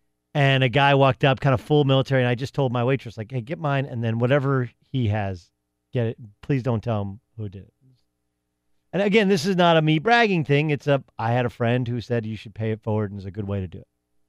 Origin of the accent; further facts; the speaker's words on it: Miami, Florida, United States; I'm from Liberty City.